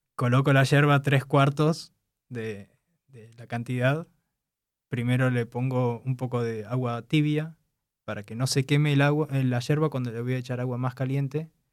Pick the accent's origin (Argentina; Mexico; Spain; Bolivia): Argentina; moved away as an adult; now in Warsaw, Poland; vengo de Argentina, hace unos dos años que vivo en Polonia, en Varsovia, precisamente